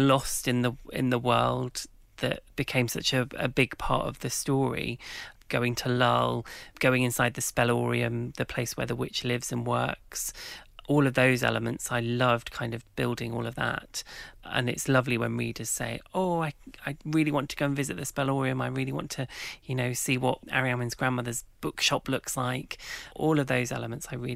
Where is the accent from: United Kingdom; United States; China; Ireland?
United Kingdom; King's Lynn, East of England; Well, so I grew up in Norfolk. And Norfolk in England is just rife with legends about witches. And in the town where I grew up, King's Lynn